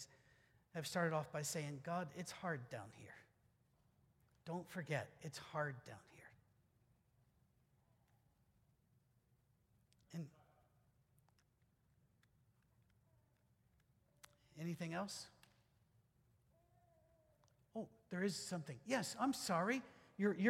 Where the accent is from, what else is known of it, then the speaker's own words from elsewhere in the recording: Scotland, United Kingdom; I'm Scottish